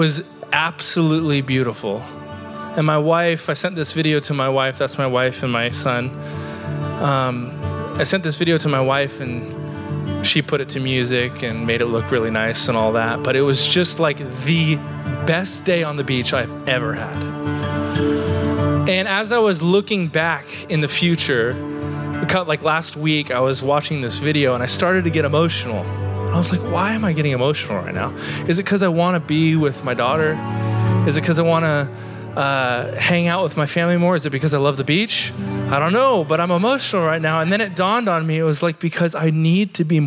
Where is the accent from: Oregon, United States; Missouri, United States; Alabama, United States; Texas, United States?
Oregon, United States; now in St. Augustine, United States; I grew up in Oregon in the mountains